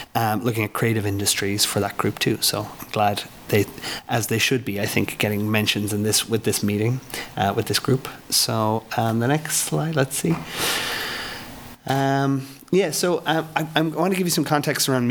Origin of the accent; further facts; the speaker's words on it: Ireland; now in Lawrence, United States; I'm an Irishman. I had a record label at home in Ireland